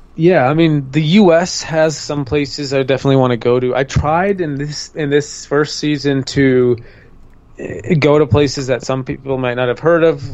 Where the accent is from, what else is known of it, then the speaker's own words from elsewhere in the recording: Minnesota, United States; I grew up in Minnesota.